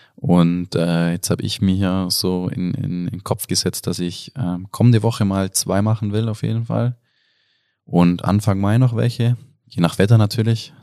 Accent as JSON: {"language": "German", "town": "Oberstdorf", "region": "Bavaria", "country": "Germany", "said": "komme aus Oberstdorf, aus dem Allgäu"}